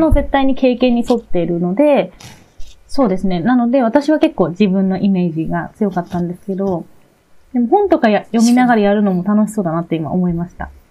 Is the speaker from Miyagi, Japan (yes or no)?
yes; Miyagi, Japan; 私宮城県出身で、宮城県大好きだけど